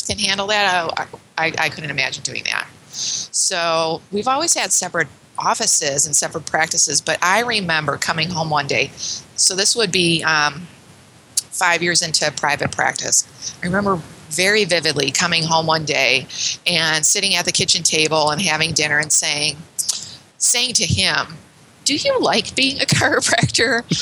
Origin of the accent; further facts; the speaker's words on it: Chicago, Illinois, United States; moved away as an adult; now in Ottawa, Canada; I'm born and raised in Chicago